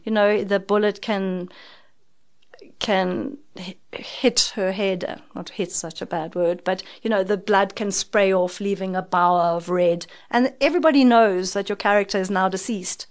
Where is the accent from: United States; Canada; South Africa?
South Africa; as a South African